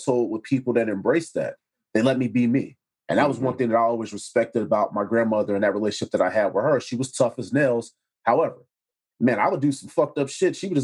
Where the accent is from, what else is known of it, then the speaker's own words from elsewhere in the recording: Chicago, Illinois, United States; I was in Chatham